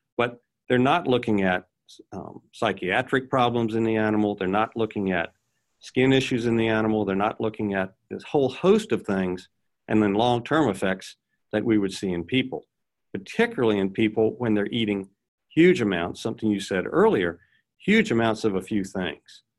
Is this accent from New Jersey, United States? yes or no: no; Virginia, United States; I grew up in Virginia